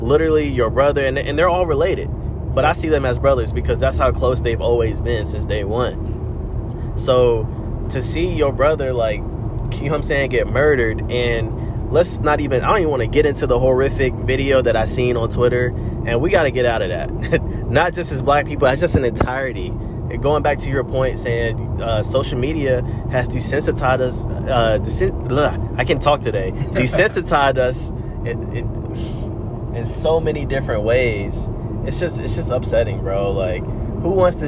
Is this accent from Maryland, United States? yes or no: no; North Side, Gwinnett, Georgia, United States; we grew up on the North Side, so everything the … talk about, their lingo, their style, and just them collectively, we can relate to that. You know, we can relate to being from Gwinnett.